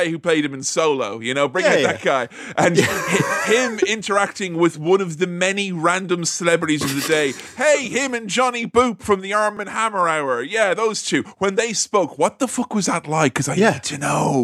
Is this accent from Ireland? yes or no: yes; Ireland; I'm Irish